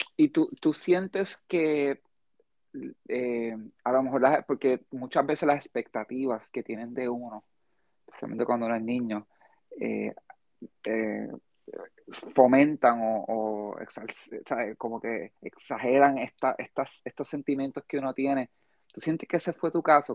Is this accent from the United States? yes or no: yes; United States; now in Puerto Rico; yo me crié, gran parte de mi vida me crié en Estados Unidos.